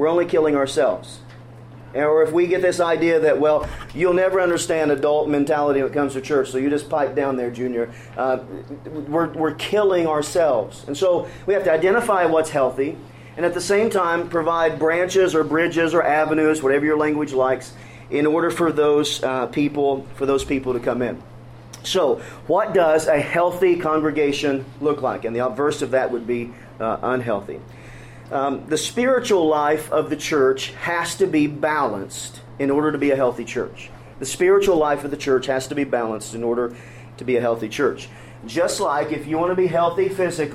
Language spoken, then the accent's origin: English; Kentucky, United States; I grew up in Kentucky